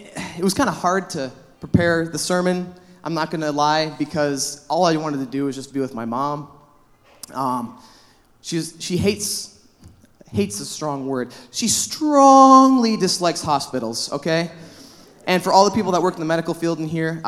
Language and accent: English; La Crosse, Wisconsin, United States; moved away as an adult; also born or lived in Milwaukee, Wisconsin; now in Superior, United States; Wisconsin's my home, all right? I'm from La Crosse, Wisconsin.